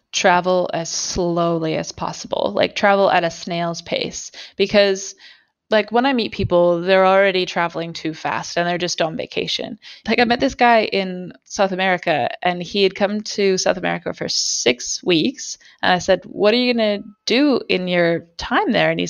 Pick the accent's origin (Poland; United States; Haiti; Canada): Canada; Alberta; See, if you grow up in Canada, you know that like camping in the Rocky Mountains, like I'm from Alberta